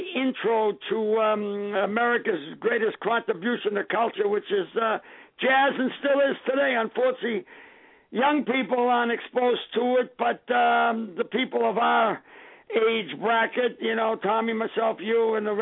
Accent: Lynn, Massachusetts, United States; Growing up in Lynn, my brother was an Air Force pilot

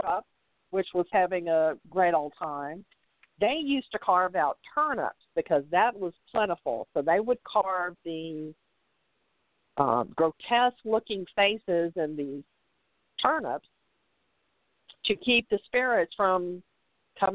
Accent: the South, United States; I'm from the South

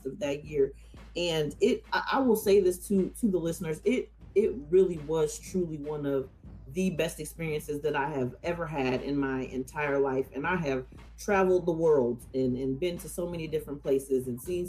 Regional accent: Portland, Oregon, United States; moved away as an adult; also born or lived in Raleigh, North Carolina; came to Shaw University from Portland, Oregon

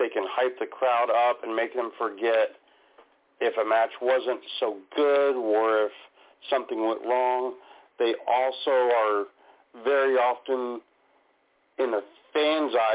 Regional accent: Washington, United States; here in my home state of Washington

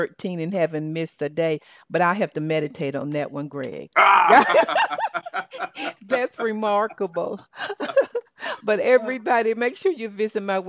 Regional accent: the South, Southern United States, United States; accent: Southern; my Southern accent

